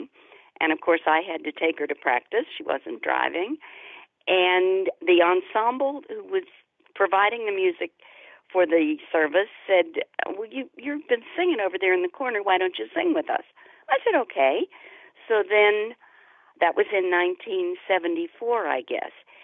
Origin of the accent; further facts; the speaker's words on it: Pittsburgh, Pennsylvania, United States; I grew up in Pittsburgh